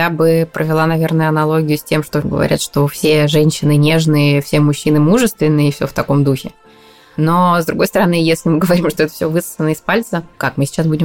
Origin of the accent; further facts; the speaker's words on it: Odesa, Odesa Oblast, Ukraine; они открытые, они вот как я, я одесситка, там эх-эх-эх, там а, с открытой душой и все в таком духе